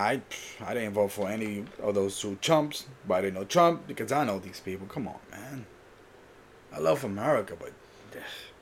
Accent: Puerto Rico; I was born in Puerto Rico

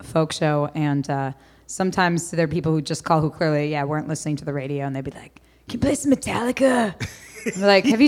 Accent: New Haven, Connecticut, United States; moved away as an adult; also born or lived in Oberlin, Ohio / Chicago; now in Minneapolis, United States; I grew up in New Haven

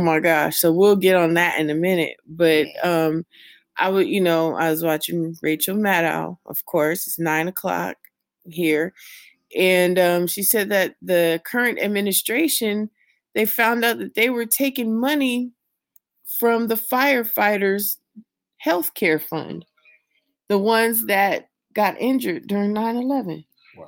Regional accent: California, United States; now in Las Vegas, United States; my home state of California

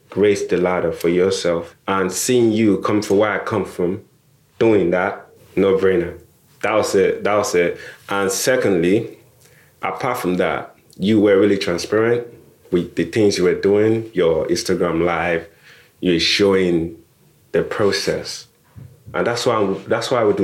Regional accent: Nigeria; now in United Kingdom; I'm Nigerian or I immigrated

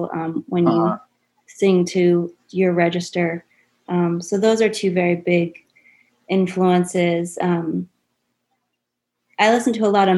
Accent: Dighton, Massachusetts, United States; also born or lived in West Springfield, Massachusetts / Greece; that's when we went to Dighton

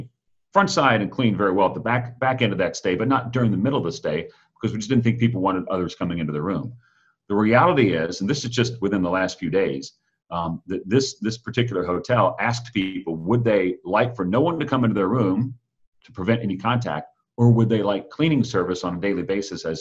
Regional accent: Atlanta, Georgia, United States; moved away as an adult; now in Washington, D.C., United States; I had the chance to be back in my hometown of Atlanta just for a day this past Friday

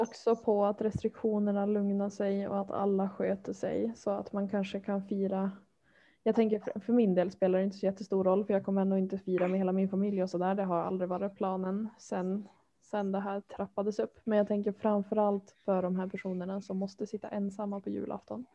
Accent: Härnösand, Västernorrland County, Sweden; now in Örnsköldsvik, Sweden; Jag är uppvuxen i Härnösand

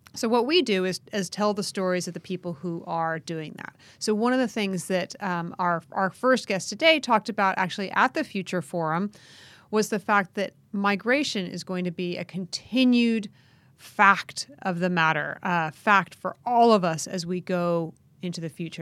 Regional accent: United States; the United States, my home country

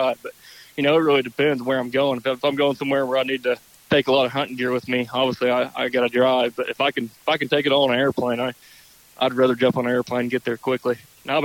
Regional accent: Oklahoma, United States; growing up in Oklahoma duck hunting with my dad

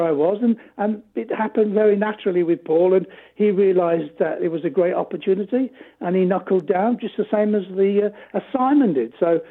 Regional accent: England, United Kingdom; we're European English guys

